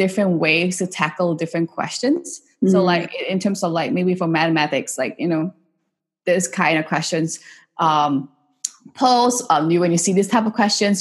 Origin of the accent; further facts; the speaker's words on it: Singapore; I grew up in Singapore and I did most of my, you know, education in Singapore